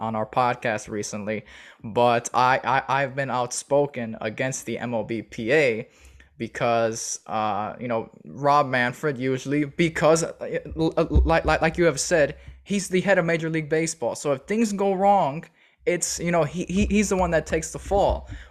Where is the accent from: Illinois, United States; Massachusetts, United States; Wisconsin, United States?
Illinois, United States; Chicago; I was born and raised in Chicago